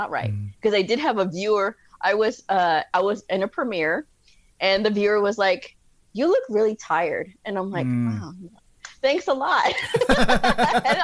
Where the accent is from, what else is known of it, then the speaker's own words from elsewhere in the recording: Texas, United States; I'm a Texan